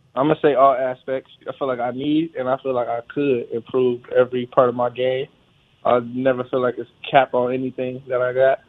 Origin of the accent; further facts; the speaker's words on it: California, United States; moved away as an adult; now in Charlotte, United States; we from Cali